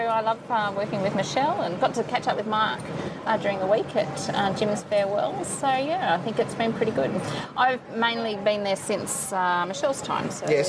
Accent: Victoria, Australia; born there; I was born in Victoria.

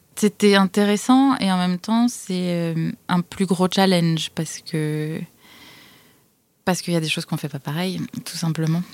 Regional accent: France; moved away; moi en tant que française

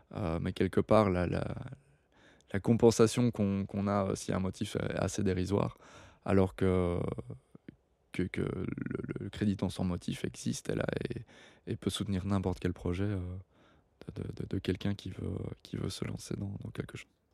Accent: Belgium; moved away; mon internationalité, le belge

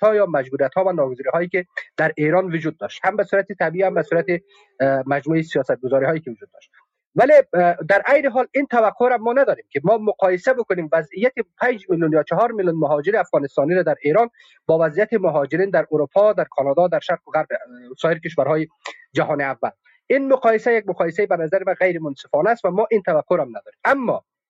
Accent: Afghanistan; من افغانستانی هستم افغان هستم

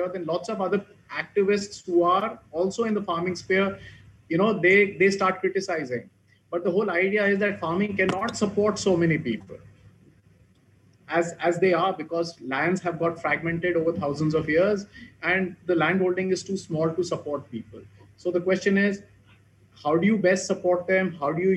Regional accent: Abohar, Punjab, India; in Abhor, coming out of my hometown

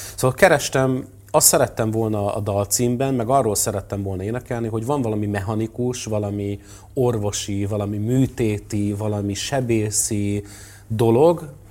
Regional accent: Törökszentmiklós, Jász-Nagykun-Szolnok, Hungary; én is a Hold utcában nőttem föl Törökszent Miklóson

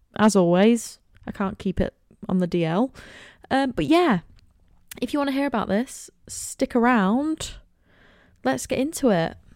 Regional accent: Cleethorpes, Yorkshire and the Humber, United Kingdom; also born or lived in Manchester; I was born and raised in Cleethorpes. I have been here for the entire twenty-one years of my life.

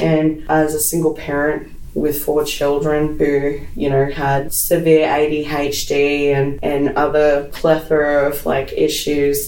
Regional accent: Brisbane, Queensland, Australia; born and bred in Brisbane

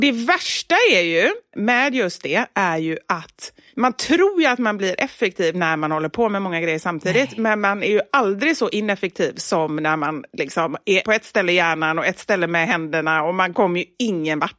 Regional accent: Gothenburg, Västra Götaland, Sweden; moved away; Göteborg. Ja. Tillbaka till min hemstad

